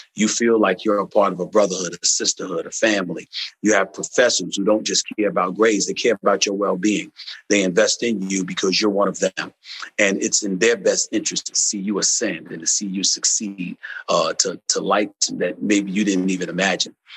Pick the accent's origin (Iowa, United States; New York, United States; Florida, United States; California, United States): New York, United States; New York City; also born or lived in Winston-Salem, North Carolina; I'm from Hollis, Queens, man, New York City, and I went to an HBCU, Winston-Salem State. I grew up in the streets of New York City